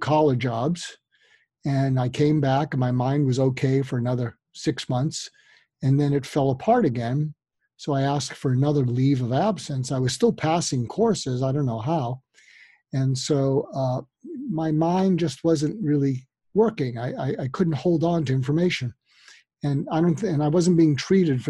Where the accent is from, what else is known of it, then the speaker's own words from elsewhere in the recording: outside Boston, Massachusetts, United States; I grew up outside Boston